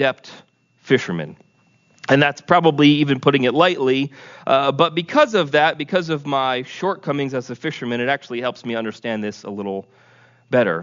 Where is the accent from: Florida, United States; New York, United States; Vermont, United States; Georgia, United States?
Vermont, United States; growing up in Vermont